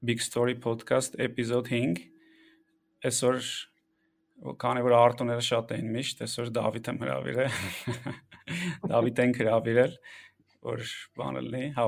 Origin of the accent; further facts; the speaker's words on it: Yerevan, Armenia; Մենք երեքով Երևանից ենք